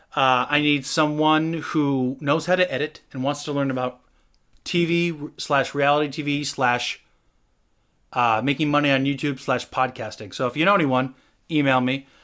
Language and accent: English; Washington, United States; moved away; also born or lived in Los Angeles; I'm from Washington.